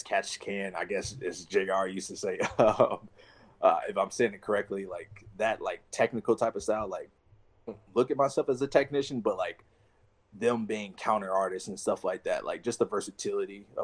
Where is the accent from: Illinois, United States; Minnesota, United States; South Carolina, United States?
Illinois, United States; Chicago; moved away as an adult; I'm from Chicago, so I spent 22 years of my life there